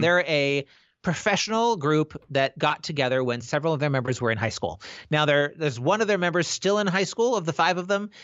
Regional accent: Pacific Northwest, United States; I'm from the Pacific Northwest

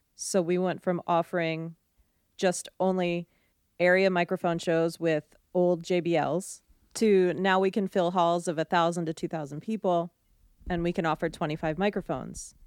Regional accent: outside of Philadelphia, Pennsylvania, United States; I grew up right outside of Philadelphia

